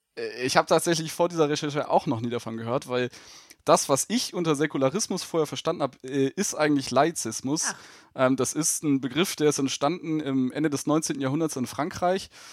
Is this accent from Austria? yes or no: no; Germany; bei uns in Deutschland